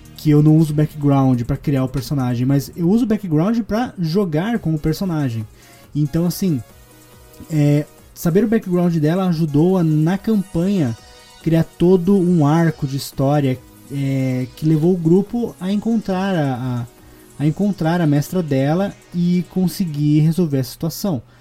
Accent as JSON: {"language": "Portuguese", "town": "Curitiba", "region": "Paraná", "country": "Brazil", "accent": "R puxado", "said": "eu sou de Curitiba e eu tenho muito costume de puxar o R para tudo"}